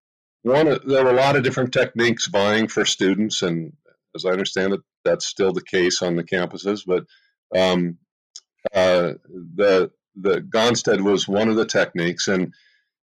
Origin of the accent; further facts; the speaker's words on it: Los Gatos, California, United States; I grew up in Los Gatos, California